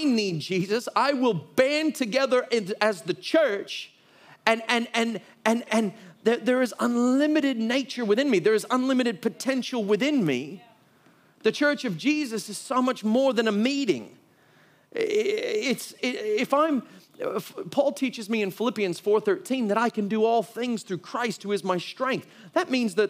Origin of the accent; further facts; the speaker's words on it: United States; moved away; I'm from the United States